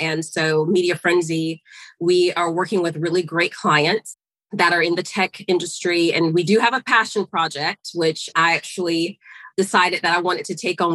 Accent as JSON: {"language": "English", "town": "Augusta", "region": "Georgia", "country": "United States", "tie": "born or raised there", "moved": "as an adult", "said": "So, I am a Georgia girl, born and raised. I was raised in Augusta, Georgia, home of the, the Masters"}